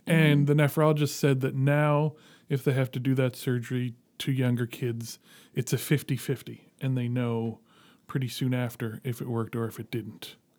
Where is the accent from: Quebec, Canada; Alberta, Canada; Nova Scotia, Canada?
Nova Scotia, Canada; Dartmouth; Grew up in Dartmouth. Yeah. Went to Dartmouth High